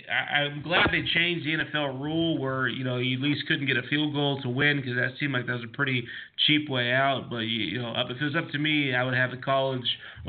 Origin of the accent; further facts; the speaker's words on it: DeLand, Daytona Beach area, Florida, United States; I grew up playing on Stetson's baseball field back in the day